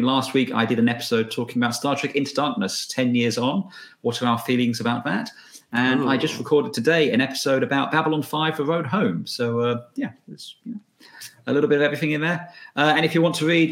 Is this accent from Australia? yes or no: yes; Australia; accent: Australian; As you can tell by my perfect Australian accent.